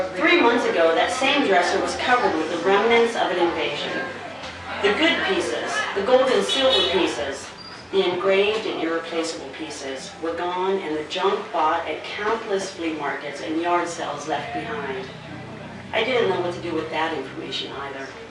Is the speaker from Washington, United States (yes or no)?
no; Arizona, United States; now in Ohio, United States; I'm from the desert. I'm from Arizona